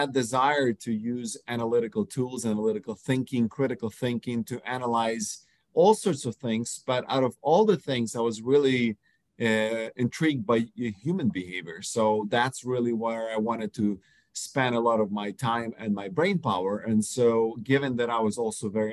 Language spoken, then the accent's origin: English; Ukraine; moved away; I was born in Ukraine.